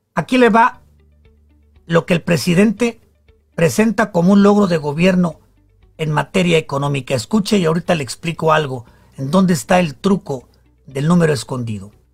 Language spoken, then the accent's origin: Spanish; Mexico; somos los mexicanos